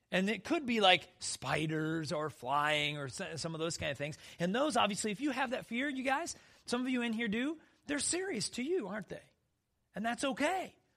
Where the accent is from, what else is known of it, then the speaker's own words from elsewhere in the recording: South Dakota, United States; I grew up in South Dakota where black widows were everywhere